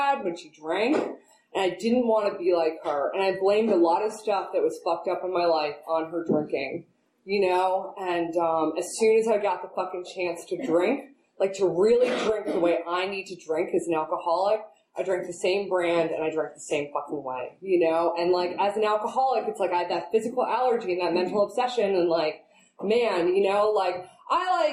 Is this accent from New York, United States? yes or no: yes; New York City, New York, United States; now in Oakland, United States; I'm originally from New York City. I was born and raised in Manhattan